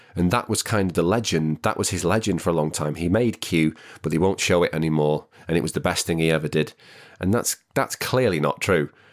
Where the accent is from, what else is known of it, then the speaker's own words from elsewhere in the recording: the Northwest, North West England, United Kingdom; I'm from the Northwest, it's not a very affluent area that I grew up